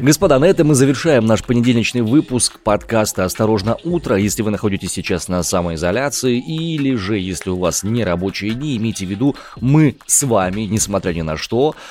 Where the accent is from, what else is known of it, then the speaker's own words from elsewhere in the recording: Omsk, Omsk Oblast, Russia; я родом из Омска.